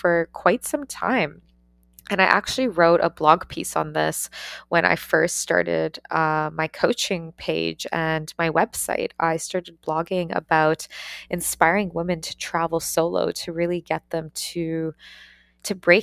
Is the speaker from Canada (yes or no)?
yes; Ontario, Canada; moved away as an adult; also born or lived in Australia; I took the leap to leave my hometown, to leave Canada, and to move across the world to go to Australia and to study